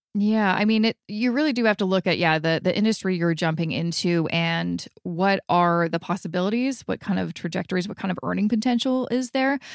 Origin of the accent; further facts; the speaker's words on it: Vancouver, British Columbia, Canada; moved away as an adult; now in Toronto, Canada; We're originally from Vancouver. And so when we moved here 10 years ago, we, we really didn't know anybody